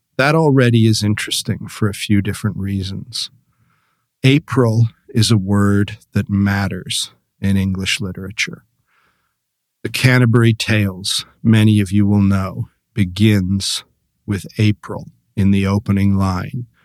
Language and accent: English; Canada; moved away; when I lived in Canada, uh, back home